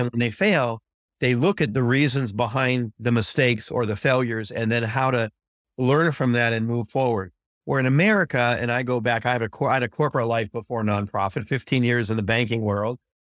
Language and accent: English; California, United States; growing up in California